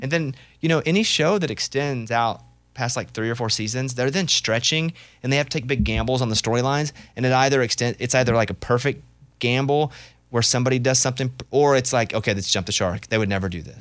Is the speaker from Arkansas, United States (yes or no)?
yes; Arkansas, United States; moved away; growing up in Arkansas